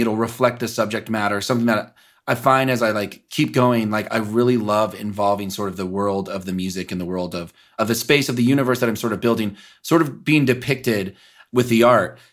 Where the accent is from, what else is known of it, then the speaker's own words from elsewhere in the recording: Kansas City, Missouri, United States; also born or lived in Los Angeles; I'm from Kansas City from the Midwest